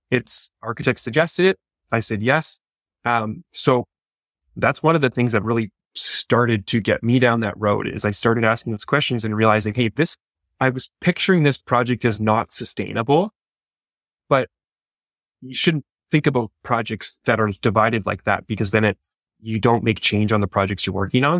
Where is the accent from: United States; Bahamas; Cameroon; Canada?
Canada; I'm a Canadian